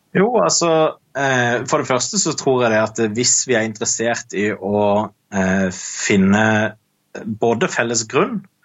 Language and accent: Norwegian; Kristiansand, Agder, Norway; jeg er fra Kristiansand